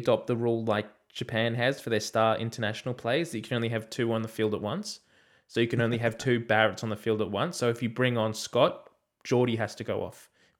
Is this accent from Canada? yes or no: no; Australia; for once it's good to be able as an Australian fan to sit back and watch New Zealand play